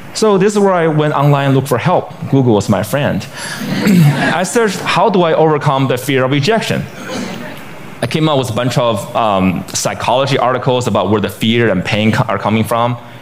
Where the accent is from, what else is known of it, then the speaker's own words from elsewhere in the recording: Beijing, China; my hometown, Beijing, China